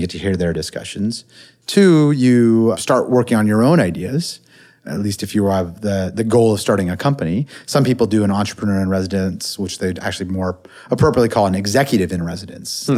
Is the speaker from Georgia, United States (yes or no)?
no; Silicon Valley, California, United States; I grew up in the Silicon Valley